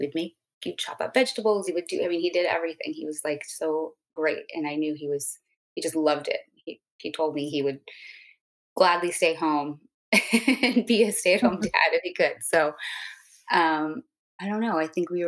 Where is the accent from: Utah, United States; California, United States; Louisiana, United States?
California, United States; Santa Monica; I am from Santa Monica, California